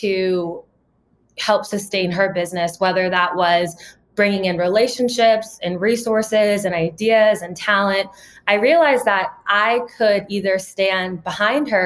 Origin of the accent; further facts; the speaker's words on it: Ohio, United States; I grew up in Ohio